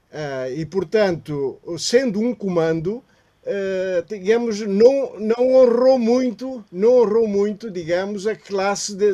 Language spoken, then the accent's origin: Portuguese; Guinea-Bissau; Uh, como guineense, uh, Marcelino Mata é um traidor, portanto, contra a sua pátria.